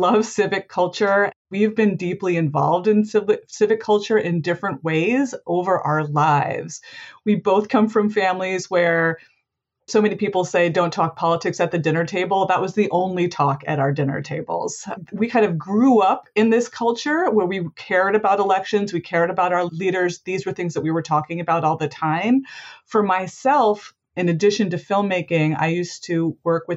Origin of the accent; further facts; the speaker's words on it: Rhode Island, United States; I live in Providence, Rhode Island, and I am from Rhode Island